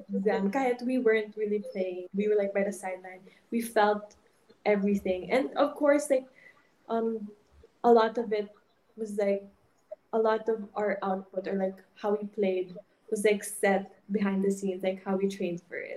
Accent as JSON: {"language": "English", "area": "Ilonggo", "region": "Western Visayas", "country": "Philippines", "accent": "Ilonggo", "first_language": "Hiligaynon (Ilonggo)", "second_language": "English", "moved": "yes", "said": "my mother tongue talaga is Ilonggo."}